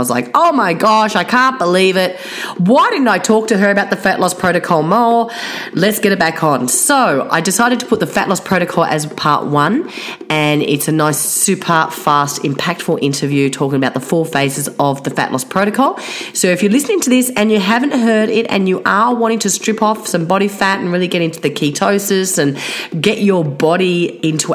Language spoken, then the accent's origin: English; Blue Mountains, New South Wales, Australia; I was brought up in the Blue Mountains